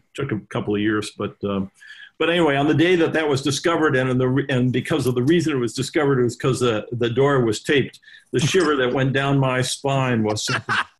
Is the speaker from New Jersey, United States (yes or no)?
no; Los Angeles, California, United States; also born or lived in Evanston, Illinois; born and raised in Los Angeles